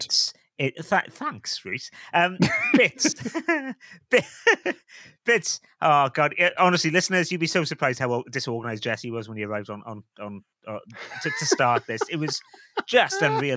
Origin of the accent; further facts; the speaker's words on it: Wales, United Kingdom; I'm a Welshman. I'm a Welshman